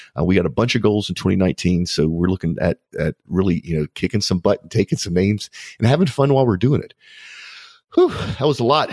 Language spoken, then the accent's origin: English; United States; as an American